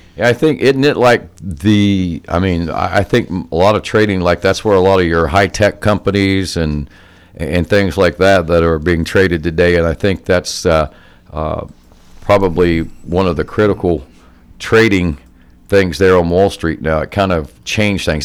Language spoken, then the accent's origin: English; Jackson, United States; I grew up over in Jackson, just a few miles from where we are now